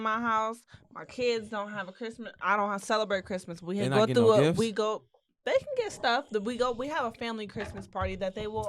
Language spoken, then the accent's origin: English; Texas, United States; Because I'm from Texas.